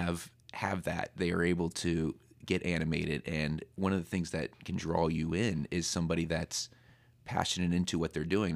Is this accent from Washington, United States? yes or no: no; San Diego, California, United States; moved away as an adult; also born or lived in Temecula, California / Los Angeles, California; now in Pennsylvania, United States; I was born in San Diego, and then when I was about sixth or seventh grade, my parents moved out to the desert in Temecula